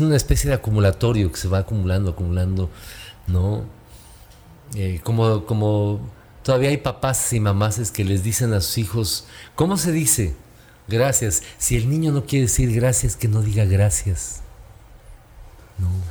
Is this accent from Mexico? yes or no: yes; Tulancingo, Hidalgo, Mexico; yo crecí con una familia en Tulancingo Hidalgo, en mi pueblo natal